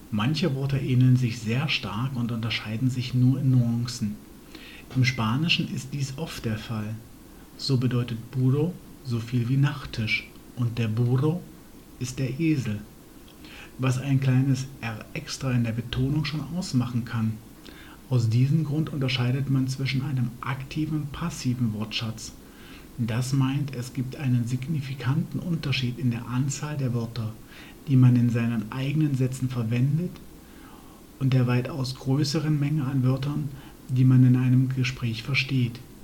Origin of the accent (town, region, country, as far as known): Germany